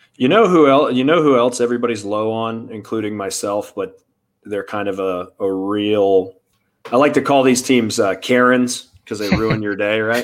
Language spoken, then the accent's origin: English; Tampa, Florida, United States; I'm from Tampa originally. I'm from Tampa Bay.